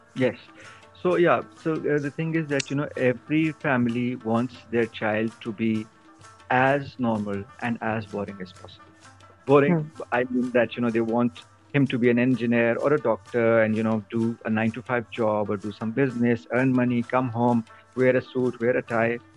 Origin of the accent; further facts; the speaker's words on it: Kohat, Khyber Pakhtunkhwa, Pakistan; moved away; also born or lived in Islamabad; I was born in KP in Khyber Pakhtunkhwa in Kohat district, and I'm basically from the Tehri region of Kohat division